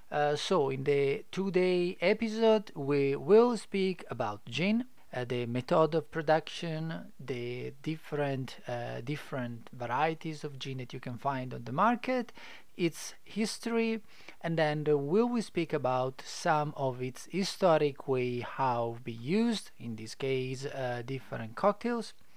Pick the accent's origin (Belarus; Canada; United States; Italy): Italy; English is a second language; now in Adelaide, Australia; I'm not English or I'm not Australian. I am Italian, so apologize if my English is not perfect